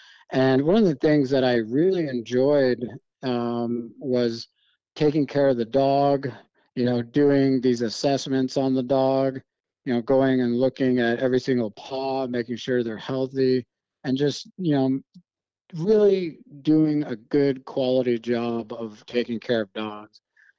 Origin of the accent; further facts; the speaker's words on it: Germany; growing up in Germany, you know, the wilderness is few and far between, you know, there's a lot of people in Europe.